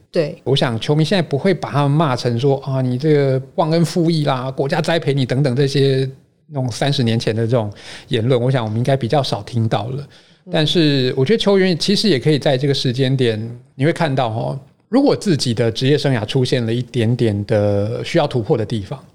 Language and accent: Chinese; Taiwan; 我们台湾人做事哦，多少都是事到临头了